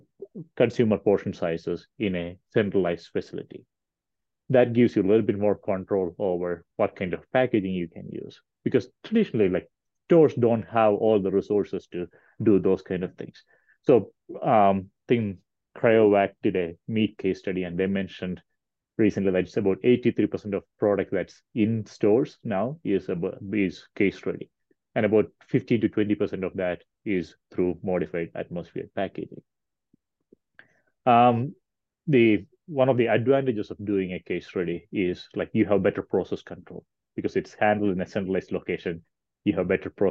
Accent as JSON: {"language": "English", "country": "India", "also_born_or_lived": "Kentucky", "moved": "as an adult", "lives_now": "Colorado, United States", "said": "I'm originally from India."}